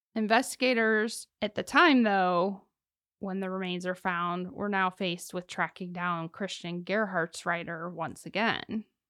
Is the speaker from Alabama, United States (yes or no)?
no; Ohio, United States; I'm from Ohio